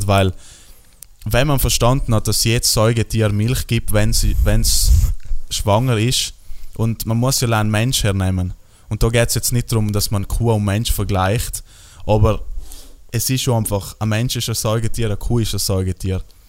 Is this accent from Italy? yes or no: yes; South Tyrol, Trentino-Alto Adige, Italy